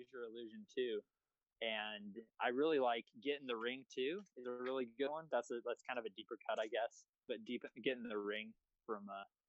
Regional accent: Abilene, Texas, United States; I'm from West Texas, man. I'm from a random town called Abilene, Texas. I grew up a fucking Cowboys fan.

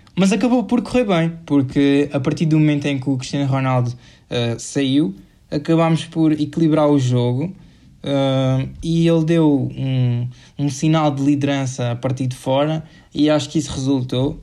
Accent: Portugal; somos nós portugueses

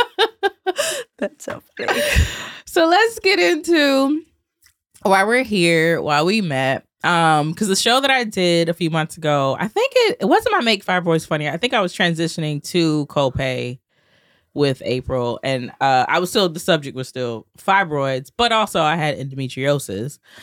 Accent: Georgia, United States; also born or lived in Atlanta; now in New York City, United States; I'm from Georgia

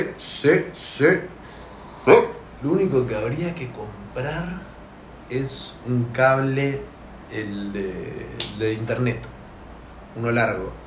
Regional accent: Argentina; somos argentinos

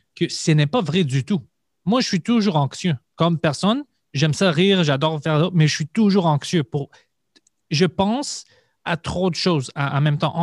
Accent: Montreal, Quebec, Canada; je viens de Parkex

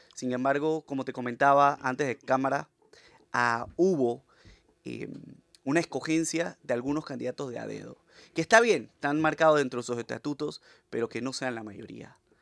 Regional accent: San Miguelito, Panama; vengo del distrito de San Miguelito, un distrito que tiene mucha gente profesional, olvidado

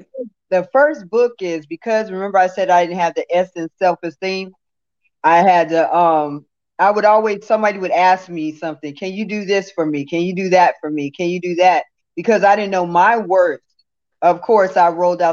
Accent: West Hollywood, California, United States; also born or lived in Santa Monica, California / the South; I was born in Santa Monica, California. I was raised in West Hollywood, California.

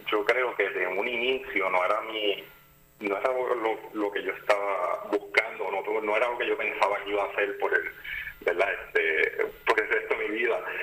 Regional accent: Ponce, Puerto Rico; also born or lived in Caguas / United States; que soy de Ponce, me mudé para Cagua para, estudiar medicina, luego de haber estudiado este, universidad en Estados Unidos.

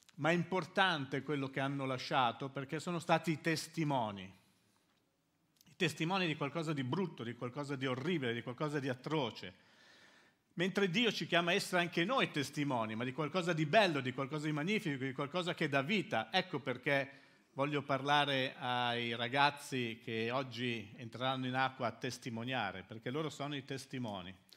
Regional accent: Milan, Lombardy, Italy; moved away as an adult; now in Livorno, Italy; io sono arrivato a Livorno, da Milano. Noi siamo milanesi, sono milanesi, siamo nati a Milano.

